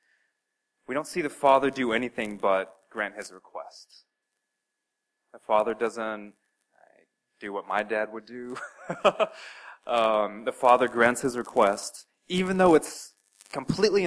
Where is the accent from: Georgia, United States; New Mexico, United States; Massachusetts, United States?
New Mexico, United States; Albuquerque; moved away; I spent some very formative years of my life growing up in Albuquerque, New Mexico.